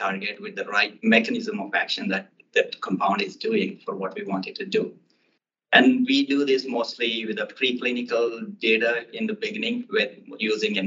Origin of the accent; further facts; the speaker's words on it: Hanamkonda, Telangana, India; now in Boston, United States; my hometown, Hanumkunda, where my birthplace.